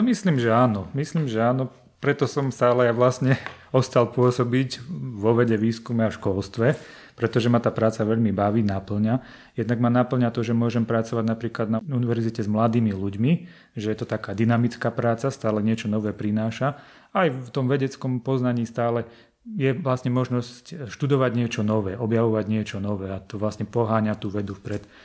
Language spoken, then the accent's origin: Slovak; Žilina, Žilina Region, Slovakia; ja pochádzam zo Žiliny